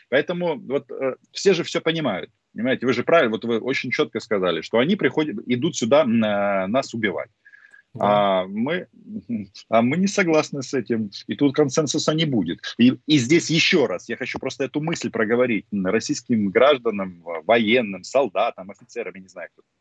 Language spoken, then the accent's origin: Russian; Ukraine; first language Russian; я по-русски да. вообще говорю идеально. Почему? Потому что это мой родной язык. Но дело в том, что вот таких людей, как я, с политической самоидентификацией украинской очень много.